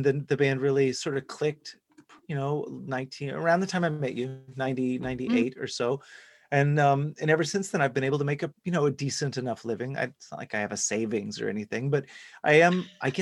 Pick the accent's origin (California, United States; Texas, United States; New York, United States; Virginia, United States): Texas, United States; Dallas; I grew up in Texas, in Dallas specifically